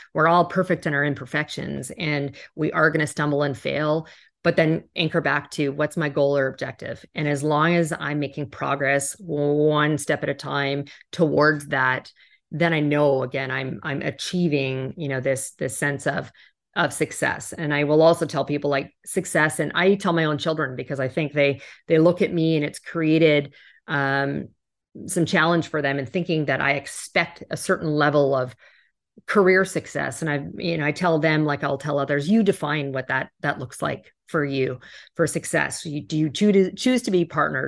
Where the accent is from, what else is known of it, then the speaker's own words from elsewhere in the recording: Canada; also born or lived in New York; now in Miami, United States; I do live in Miami now, but I'm originally Canadian